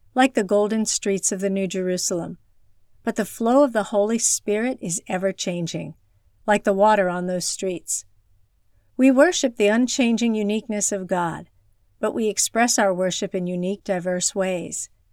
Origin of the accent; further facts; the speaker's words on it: China; moved away; my hometown in rural China